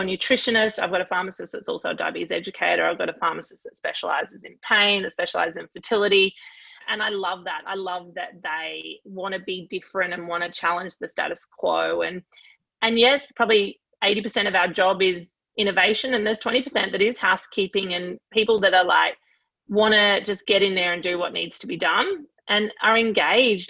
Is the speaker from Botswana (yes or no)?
no; Queensland, Australia; I am Queenslander through and through in all facets of life and sport, etc.